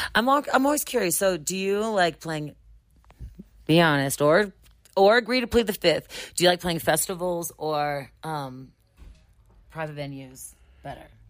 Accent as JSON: {"language": "English", "region": "Ohio", "country": "United States", "said": "I'm from Ohio."}